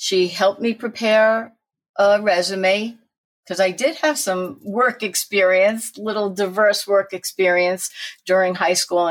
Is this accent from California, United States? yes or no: no; Newtown, Connecticut, United States; also born or lived in Brooklyn, New York / Bayside, Queens, New York; I was born in Brooklyn, moved for a very short while with my family to Bayside, Queens. But since I was 5 years old, I lived in Newtown, Connecticut